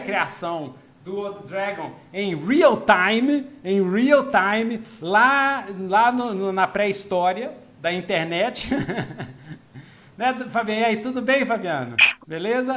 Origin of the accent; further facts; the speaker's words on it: Minas Gerais, Brazil; eu sou mineiro que fala uai